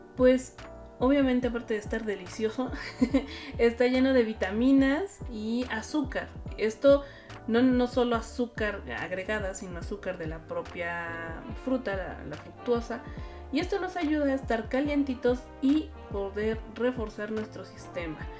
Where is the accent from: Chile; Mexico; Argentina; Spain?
Mexico; como mexicanos